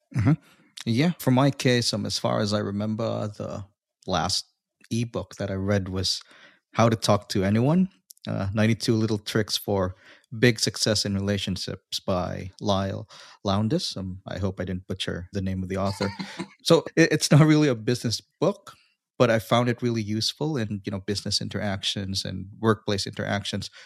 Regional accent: Philippines; now in Australia; I'm originally from the Philippines, but I'm currently residing in Australia

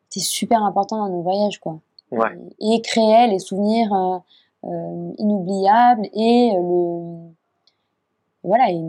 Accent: Japan; identité européenne euh, qui était si, si, éloignée en fait de ce que tout ce que j'avais connu moi en grandissant au Japon

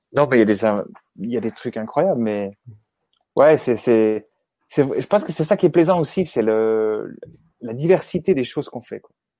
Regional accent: Switzerland; chez nous, en Suisse

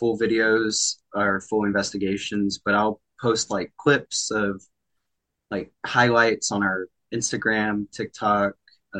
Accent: Georgia, United States; Georgia's actually my hometown.

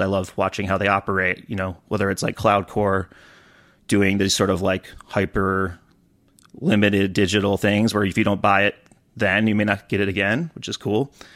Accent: Detroit, Michigan, United States; growing up around Detroit

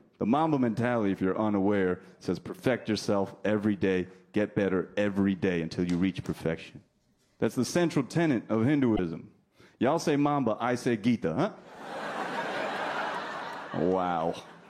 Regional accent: New Jersey, United States; accent: New Jersey; New Jersey. Where's my accent from?

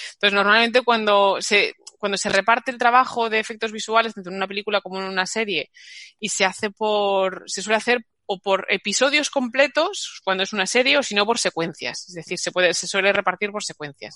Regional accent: Madrid, Community of Madrid, Spain; en mi Madrid natal, que yo soy de Madrid

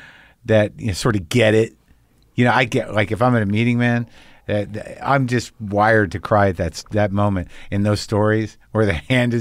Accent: New Mexico, United States; But like I grew up in New Mexico. So I remember what it was like being a teenager towards the tail end of the 70s.

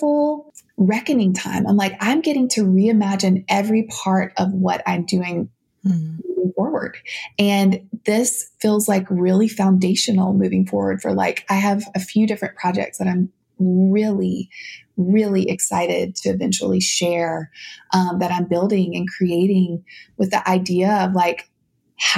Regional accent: South Louisiana, United States; I grew up in South Louisiana, my dances mm-hmm. were segregated

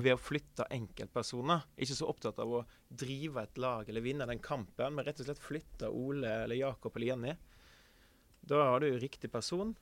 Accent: Kvinnherad, Vestland, Norway; also born or lived in Oslo; now in Sandefjord, Norway; Født og oppvokst i Kvinnherad, som er en kommune i eh, Sunnhordland

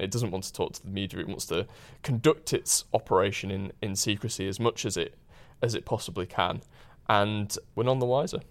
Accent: Huddersfield, Yorkshire and the Humber, United Kingdom; born or raised there

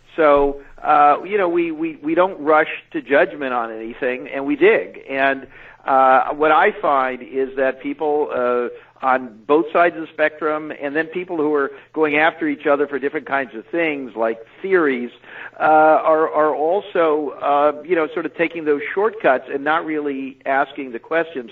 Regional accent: California, United States; moved away as an adult; also born or lived in New York; coming to New York as a Californian

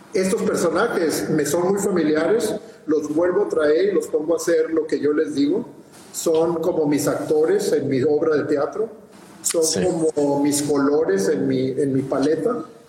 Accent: Mexicali, Baja California, Mexico; de Mexicali, de donde yo soy

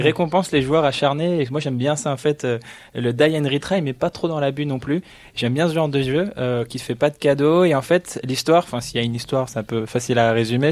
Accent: Belgium; en tant que belge

